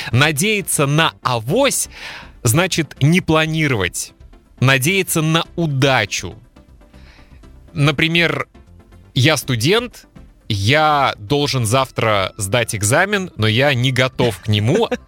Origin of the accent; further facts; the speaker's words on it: Kaliningrad, Kaliningrad Oblast, Russia; В городе, в котором я родился и жил, в Калининграде – была в 90-е на телевидении программа, которая так и называлась «Беспредел».